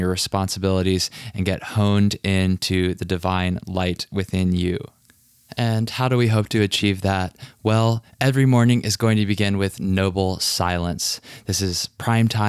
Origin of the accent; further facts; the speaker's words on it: Richmond, Virginia, United States; moved away; also born or lived in New York City / Puerto Rico; Richmond, Virginia, my hometown.